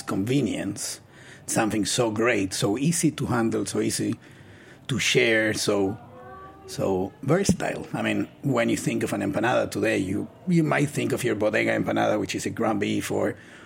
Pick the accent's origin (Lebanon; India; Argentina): Argentina; moved away as an adult; now in New York, United States; I'm from Argentina